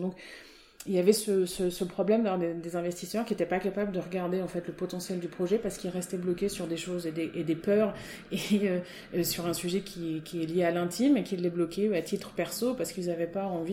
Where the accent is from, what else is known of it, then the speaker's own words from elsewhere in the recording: Auvergne-Rhône-Alpes, France; moved away as an adult; also born or lived in Côte d'Azur / Nantes / Rennes; now in Finistère, France; je suis née sur la Côte d'Azur, euh, donc en 1973. Et après, j'ai grandi en Auvergne